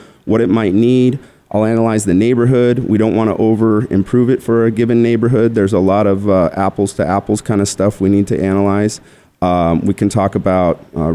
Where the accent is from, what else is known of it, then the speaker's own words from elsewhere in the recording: Tucson, Arizona, United States; also born or lived in Scottsdale, Arizona; I'm originally from Tucson